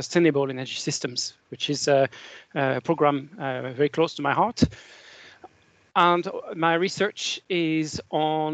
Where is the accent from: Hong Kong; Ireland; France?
France; moved away as an adult; now in Scotland, United Kingdom; from my accent, you probably guessed I was born in France. And I've been living in Scotland for 26, 27 years